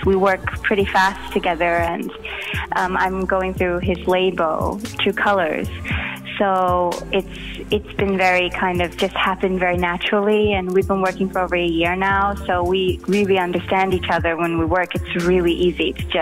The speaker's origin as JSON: {"language": "English", "town": "Los Angeles", "region": "California", "country": "United States", "tie": "born or raised there", "moved": "as an adult", "lives_now": "Norway", "said": "I grew up in East"}